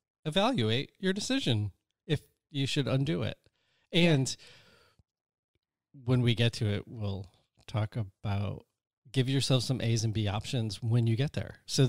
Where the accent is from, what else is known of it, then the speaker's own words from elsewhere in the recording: Connecticut, United States; I'm originally from Connecticut. I moved out here, and I remember just thinking, well, if it doesn't work out, I will move back.